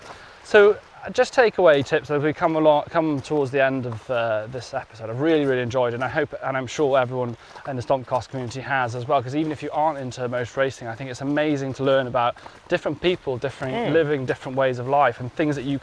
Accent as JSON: {"language": "English", "area": "Pembrokeshire", "region": "Wales", "country": "United Kingdom", "said": "I'm from Pembrokeshire."}